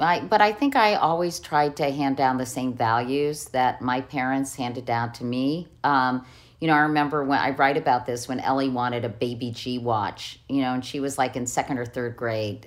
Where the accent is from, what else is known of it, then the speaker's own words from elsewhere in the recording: Arlington, Virginia, United States; I had growing up in Arlington, Virginia.